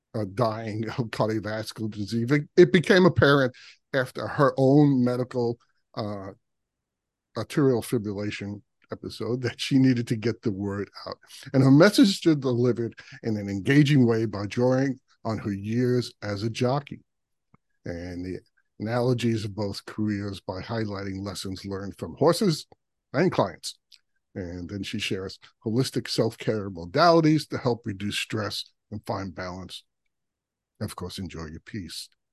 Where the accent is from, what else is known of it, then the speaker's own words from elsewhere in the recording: New York City, New York, United States; I grew up in Brooklyn